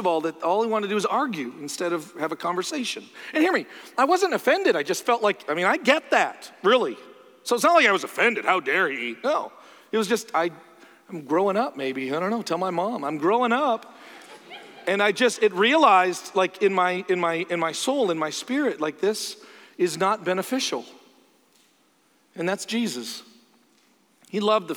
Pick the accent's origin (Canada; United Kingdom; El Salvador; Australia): Canada; I'm Canadian